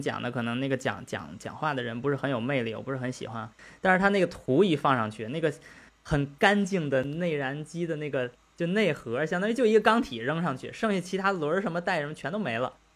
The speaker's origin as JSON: {"language": "Chinese", "country": "China", "moved": "yes", "said": "因为我们是中国人，我们是中国汽车人"}